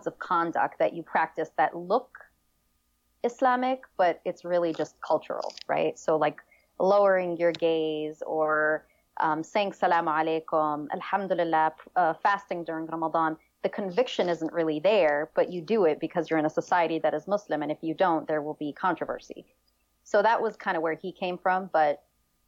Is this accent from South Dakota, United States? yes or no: no; New York City, New York, United States; also born or lived in Damascus, Syria; I did grow up in New York City. I was born in Damascus, but I really didn't spend much time out in Syria